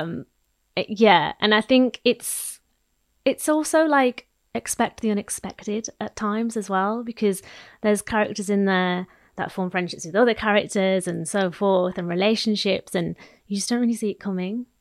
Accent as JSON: {"language": "English", "region": "Midlands", "country": "United Kingdom", "said": "I'm a Midlands girl"}